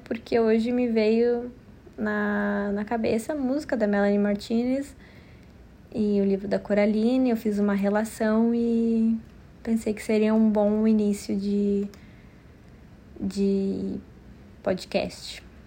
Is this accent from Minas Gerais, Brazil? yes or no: no; Porto Alegre, Rio Grande do Sul, Brazil; eu nasci em Porto Alegre, no Rio Grande do Sul